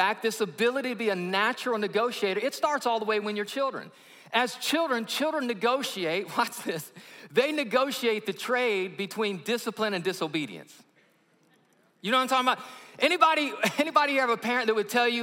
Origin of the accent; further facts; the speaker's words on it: Alabama, United States; I'm from Alabama